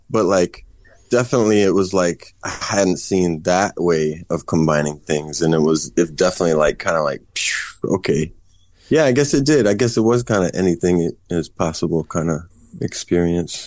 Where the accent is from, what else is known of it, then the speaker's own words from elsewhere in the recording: Kansas, United States; moved away as an adult; now in Chicago, United States; I'm from Kansas originally, but I've been living in Chicago since two thousand one